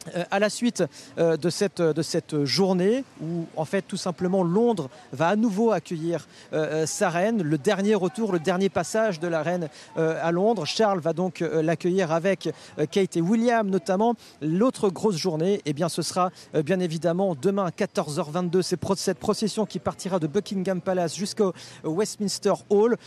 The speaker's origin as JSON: {"language": "French", "country": "France", "said": "nous, en tant que Français"}